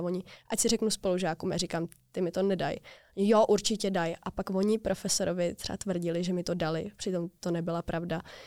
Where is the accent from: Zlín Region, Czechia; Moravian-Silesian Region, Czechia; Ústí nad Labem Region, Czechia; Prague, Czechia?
Prague, Czechia; Já jsem z Prahy